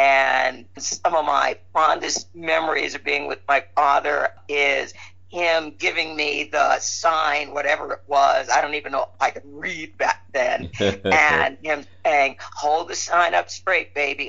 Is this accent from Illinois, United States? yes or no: yes; Chicago, Illinois, United States; I was born and raised in Chicago, Illinois.